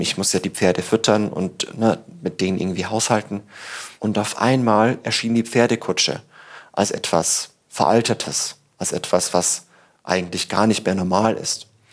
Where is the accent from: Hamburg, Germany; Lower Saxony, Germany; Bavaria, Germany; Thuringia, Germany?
Bavaria, Germany; Tirschenreuth; now in Berlin, Germany; in Tirschenreuth, wo ich herkomme